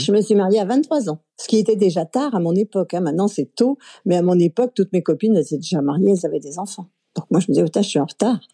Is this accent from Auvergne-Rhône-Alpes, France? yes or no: yes; Chambéry, Auvergne-Rhône-Alpes, France; also born or lived in Aix-les-Bains; je suis née à Aix-les-Bains, en Savoie, et j'ai grandi à Chambéry